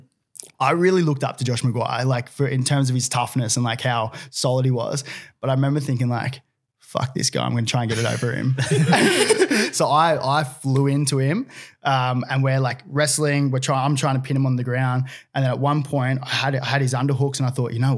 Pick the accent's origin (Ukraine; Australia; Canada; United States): Australia; Gold Coast, Queensland; now in Sydney, Australia; I spent most of my career, like juniors probably at Palm Beach Currumbin, grew up playing footy, surfing